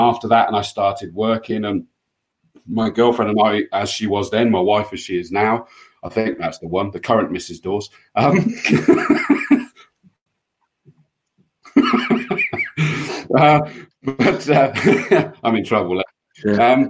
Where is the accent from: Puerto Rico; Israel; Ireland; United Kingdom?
United Kingdom; Yate, South West England; I grew up in Yate, just down the road